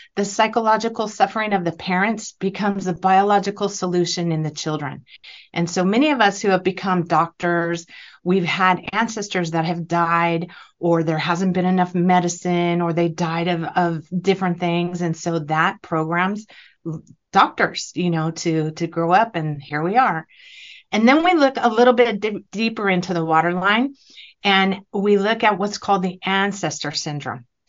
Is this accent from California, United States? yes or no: yes; California, United States; I'm from California